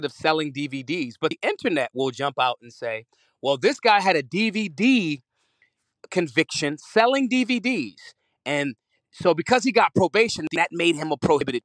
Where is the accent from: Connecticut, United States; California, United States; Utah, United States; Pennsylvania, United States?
Pennsylvania, United States; Philadelphia; I'm from Philly.